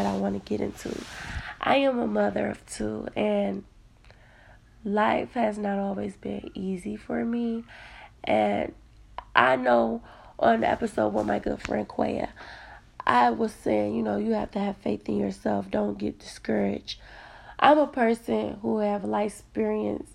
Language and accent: English; Detroit, Michigan, United States; I am from Detroit, Michigan